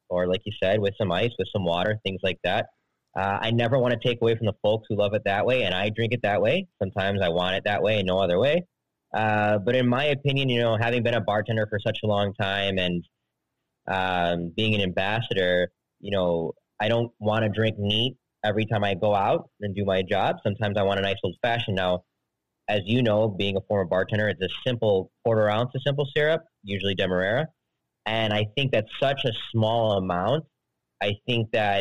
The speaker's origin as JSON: {"language": "English", "town": "Chicago", "region": "Illinois", "country": "United States", "tie": "born or raised there", "said": "Born and raised, Southside Chicago"}